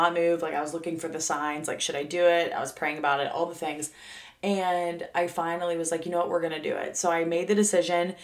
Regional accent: Tyrone, Pennsylvania, United States; moved away as an adult; also born or lived in Pittsburgh, Pennsylvania; like Tyrone, PA is where I'm from

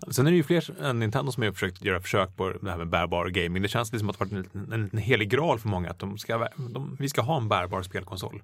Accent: Stockholm, Stockholm County, Sweden; Jag är från Stockholm

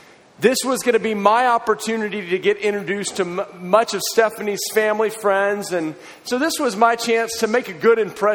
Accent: Austin, Texas, United States; I'm from Austin, Texas, but went to school at Baylor in Waco, Texas.

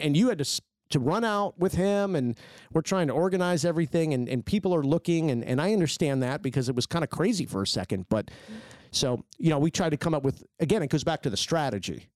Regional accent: United States; I grew up in Washington

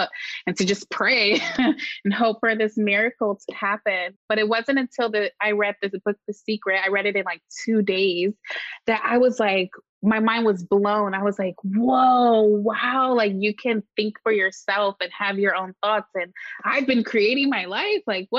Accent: Marin County, Bay Area, California, United States; I grew up in the Bay Area, specifically in Marin County

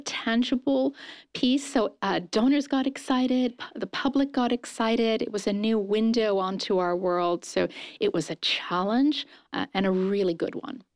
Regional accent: Japan; also born or lived in London, United Kingdom; now in United States; I was raised in Japan

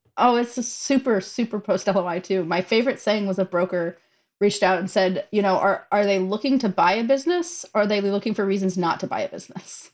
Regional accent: St. Louis, Missouri, United States; we're both from St. Louis

